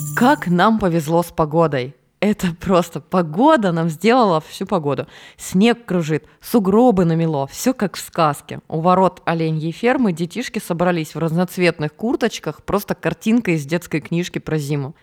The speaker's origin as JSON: {"language": "Russian", "town": "Norilsk", "region": "Krasnoyarsk Krai", "country": "Russia", "tie": "born or raised there", "moved": "yes", "said": "Я выросла в Норильске, и у нас там бывало дуло так, что люди летали"}